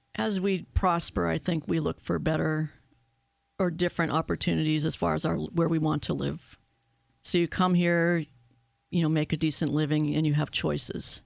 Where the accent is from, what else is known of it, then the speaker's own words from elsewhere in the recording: Erie, Pennsylvania, United States; I was born and raised in Erie